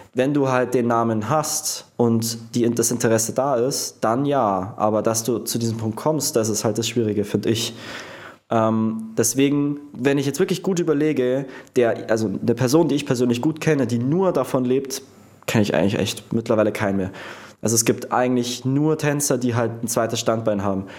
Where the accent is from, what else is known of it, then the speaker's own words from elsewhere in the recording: Prien am Chiemsee, Bavaria, Germany; also born or lived in Munich; bei meinem Ort, wo ich aufgewachsen bin, in Prien